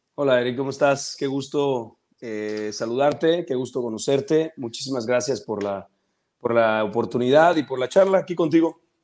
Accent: Mérida, Yucatán, Mexico; moved away as an adult; now in Chetumal, Mexico; yo soy de Mérida, yo nací en Mérida, Yucatán, ahí crecí y hace aproximadamente unos 2, 13, 14 años me vine a vivir a Chetumal

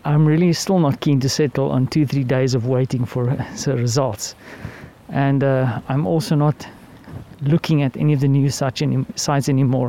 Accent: South Africa; As a South African

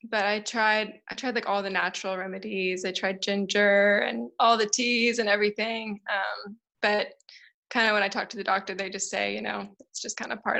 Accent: Tennessee, United States; moved away as an adult; now in South Africa; I'm from the States. I'm from Tennessee in the South. And I moved to South Africa 5 years ago

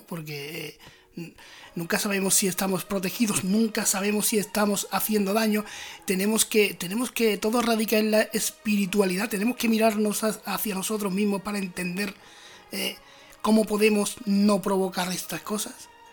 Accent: Andalusia, Spain; mi tierra, por Andalucía

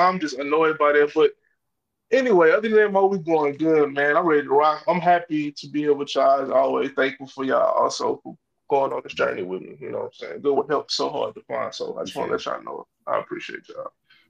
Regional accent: the South, United States; Only reason being is because I'm a Southerner and I'm sensitive.

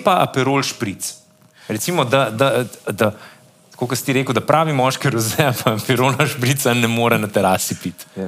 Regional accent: Slovenia; Slovenci smo

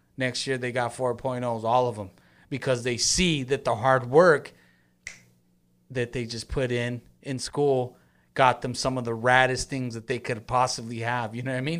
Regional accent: Long Beach, California, United States; I grew up in Long Beach, born and raised in Long Beach

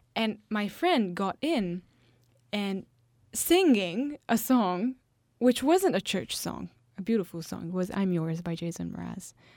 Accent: Italy; My hometown is one of the hottest town in the whole of Italy

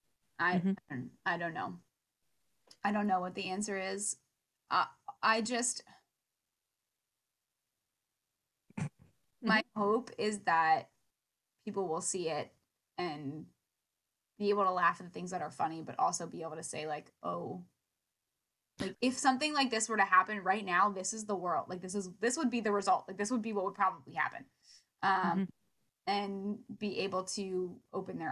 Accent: United States

